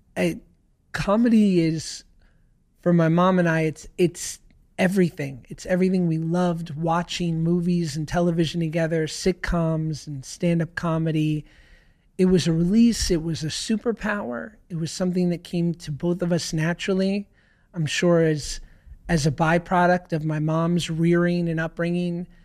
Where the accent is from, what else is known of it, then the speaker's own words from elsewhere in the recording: New York City, New York, United States; I grew up in New York